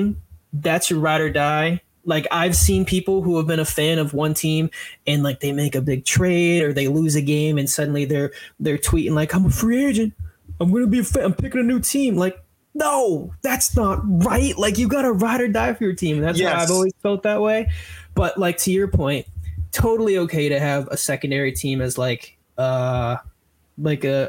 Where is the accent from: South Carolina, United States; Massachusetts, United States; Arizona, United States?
Massachusetts, United States; Central; I am born and raised in Central Mass.